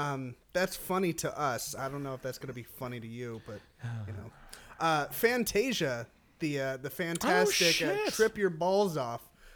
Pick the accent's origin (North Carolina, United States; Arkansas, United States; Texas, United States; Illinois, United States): Illinois, United States; Chicago; And I'm horrified at E.T. I'm from Chicago.